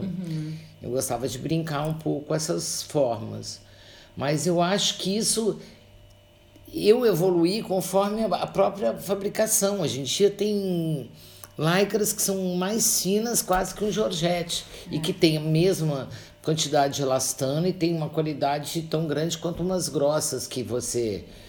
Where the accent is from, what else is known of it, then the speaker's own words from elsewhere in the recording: Santos, São Paulo, Brazil; eu sou paulista de Santos